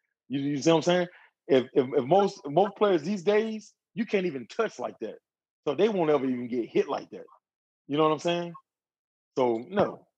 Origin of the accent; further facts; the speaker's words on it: Midwest, United States; I'm from the Midwest.